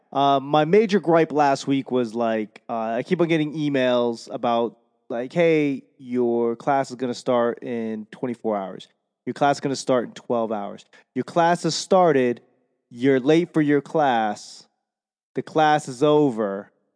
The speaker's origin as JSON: {"language": "English", "town": "Boston", "region": "Massachusetts", "country": "United States", "accent": "Boston", "said": "my Boston accent"}